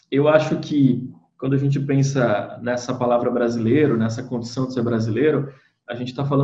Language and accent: Portuguese; Brazil